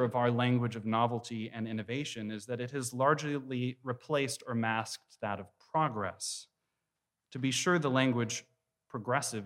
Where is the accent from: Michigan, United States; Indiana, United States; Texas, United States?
Texas, United States; I'm from Texas